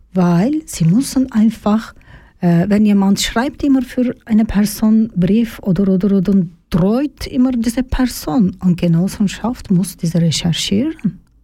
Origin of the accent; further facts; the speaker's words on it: Turkey; German is a second language; moved away as an adult; now in Zofingen, Switzerland; Ich komme aus der Türkei.